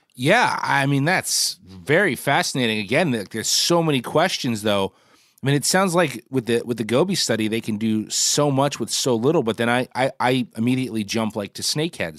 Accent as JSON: {"language": "English", "region": "Northeast", "country": "United States", "tie": "born or raised there", "said": "as a kid in the Northeast"}